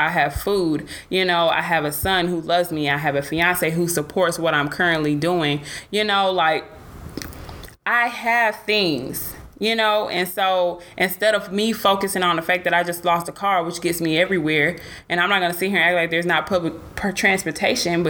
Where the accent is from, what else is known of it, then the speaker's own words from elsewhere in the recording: Atlanta, Georgia, United States; now in Dallas, United States; I'm from Atlanta